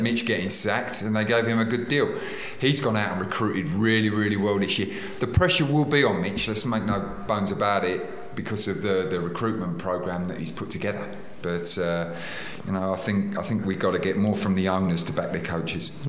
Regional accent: England, United Kingdom; As an Englishman

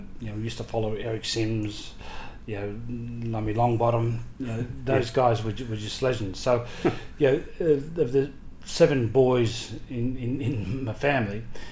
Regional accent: Sydney, New South Wales, Australia; I grew up at La Perouse.

